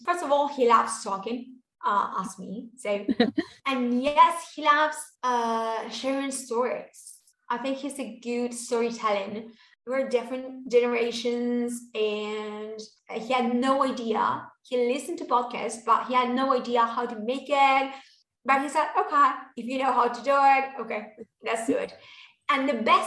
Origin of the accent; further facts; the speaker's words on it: Buenos Aires, Argentina; I'm from Buenos Aires and I say sho